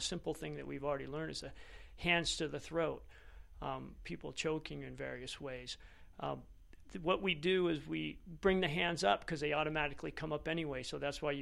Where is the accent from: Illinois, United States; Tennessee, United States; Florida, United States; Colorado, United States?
Florida, United States; Fort Lauderdale; moved away as an adult; now in Nevada, United States; I was born in Fort Lauderdale, Florida